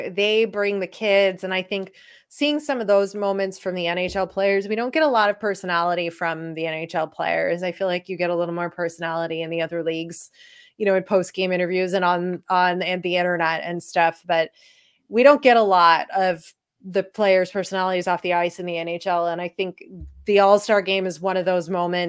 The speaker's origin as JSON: {"language": "English", "town": "Chicago", "region": "Illinois", "country": "United States", "said": "I'm from Chicago too. And I'm Polish too"}